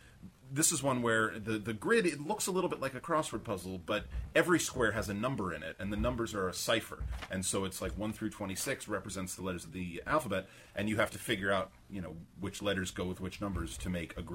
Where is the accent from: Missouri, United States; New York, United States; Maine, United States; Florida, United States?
Maine, United States; I'm from Maine.